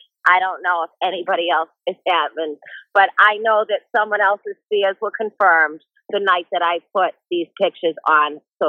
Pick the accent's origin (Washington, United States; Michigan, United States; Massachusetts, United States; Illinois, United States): Massachusetts, United States; Brockton; I'm from Massachusetts. I'm from the South Shore. I'm representing the South Shore. City of Champions. You know, Rocky Marciano. I hold it down.